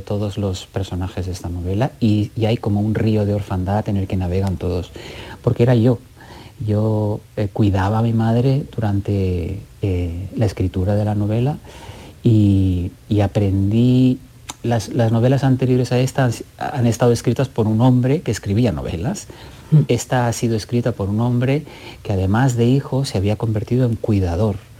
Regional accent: Catalonia, Spain; siendo catalán

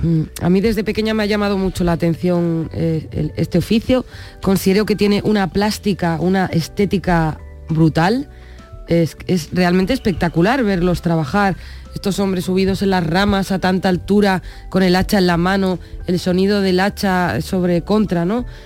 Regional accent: Basque Country, Spain; first language Spanish; Nací en el País Vasco, pero mi padre era de Jimena de la Frontera

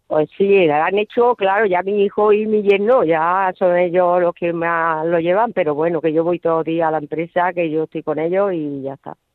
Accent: Montefrío, Andalusia, Spain; moved away; del mi pueblo

